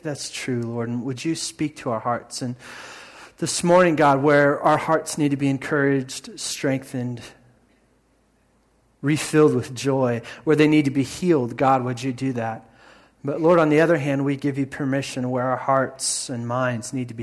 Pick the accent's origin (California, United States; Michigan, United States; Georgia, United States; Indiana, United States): Indiana, United States; moved away; growing up in Indiana and my Midwest upbringing